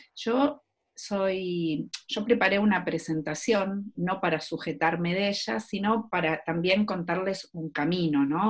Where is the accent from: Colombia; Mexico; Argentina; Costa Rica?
Argentina; Soy argentina y trabajo en dos universidades